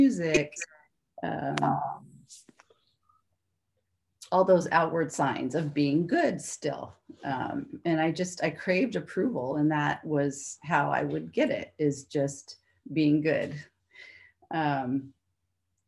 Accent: Monterey, California, United States; I grew up in Monterey

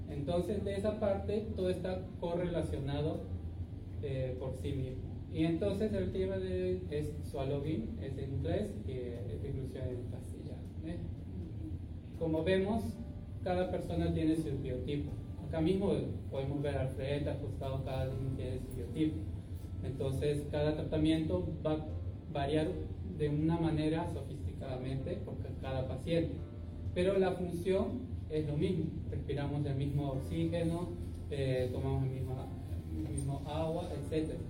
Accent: Peru; now in Japan; yo por otra parte también soy peruano.

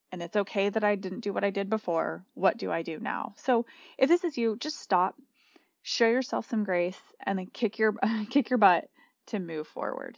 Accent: New Mexico, United States; we grew up in New Mexico

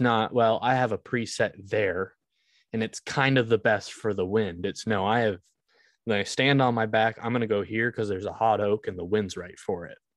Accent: Vermont, United States; I was born in Vermont.

